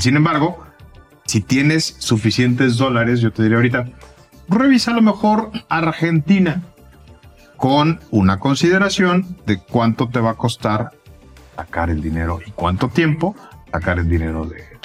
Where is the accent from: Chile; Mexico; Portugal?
Mexico